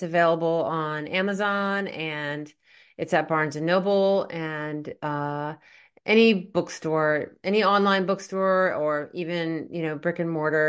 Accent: the South, United States; now in New Jersey, United States; I grew up in the South

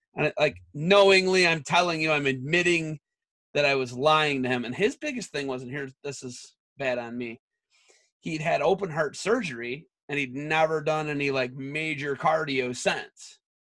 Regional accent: Oak Harbor, Ohio, United States; I'm from Ottawa County

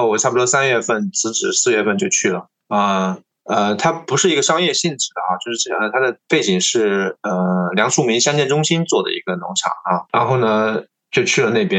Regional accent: Tongxiang, Zhejiang, China; also born or lived in Beijing; 我是出生在农村的嘛， 啊。那么，嗯，在我是八，其实我是八五后，我是八六年的，呃，那么在八十年代呢，其实农村是比较啊比较穷的，那甚至呃浙江的农村也是一样的

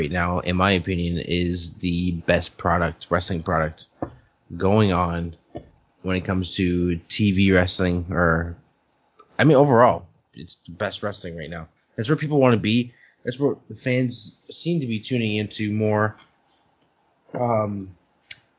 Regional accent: Canada; I'm Canadian.

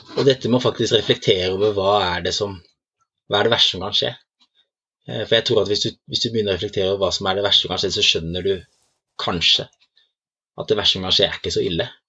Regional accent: Norway; jeg er fra Norge

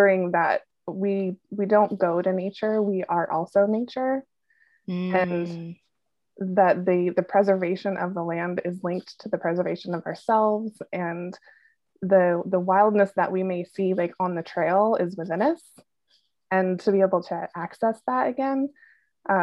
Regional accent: Washington, United States; moved away; I grew up in Washington, so this is like home base for me

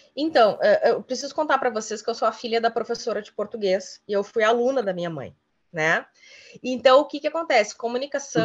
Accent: Cruz Alta, Rio Grande do Sul, Brazil; now in Guaíba, Brazil; eu sou nascida em Cruz Alta

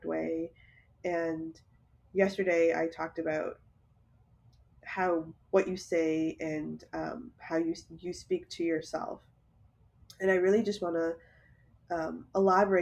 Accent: Toronto, Ontario, Canada; I was born and raised in Toronto

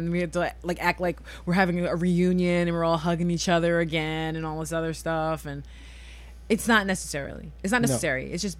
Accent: New York, United States; I'm from New York. I can tell you stories.

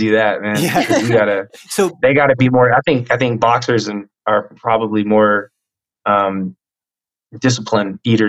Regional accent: Tacoma, Washington, United States; I was a military brat. So yeah. We kind of bounced around a little bit, but middle school and a few years of my last few years of elementary school and high school were in Washington State in Tacoma

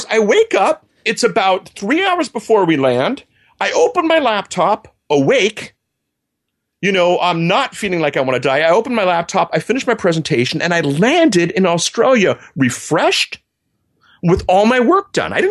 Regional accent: Germany; I grew up in Germany. My folks worked for the U.S. military

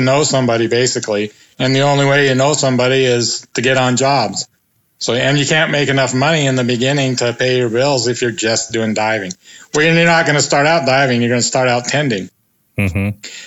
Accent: Pacific Northwest, United States; also born or lived in Moscow, Idaho / Spokane; I was born and raised in the Pacific Northwest

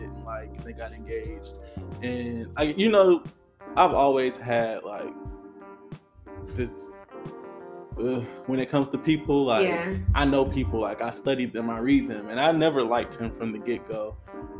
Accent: Augusta, Georgia, United States; I'm from Augusta

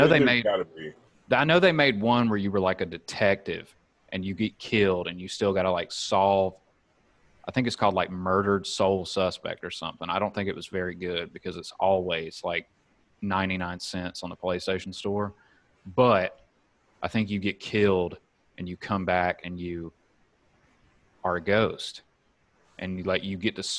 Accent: Alabama, United States; moved away as an adult; also born or lived in Mississippi; now in San Diego, United States; growing up in Alabama, there's only a handful of options that you can choose from

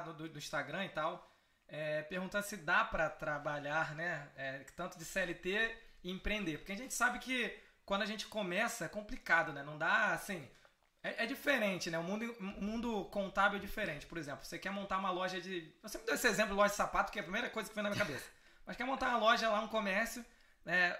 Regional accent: Brazil; Eu sou brasileiro

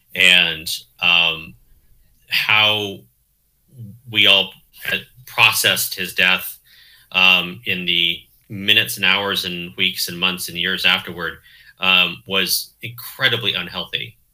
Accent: Southern Oregon, United States; also born or lived in Chicago; now in Eugene, United States; I grew up in Southern Oregon

